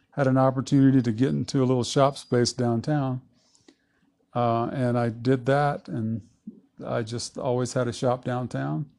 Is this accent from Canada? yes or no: no; Southeast Texas, United States; moved away as an adult; now in Lake City, United States; I'm from Southeast Texas. Mm-hmm. I uh, was born and raised down there on the family farm in the Big Thicket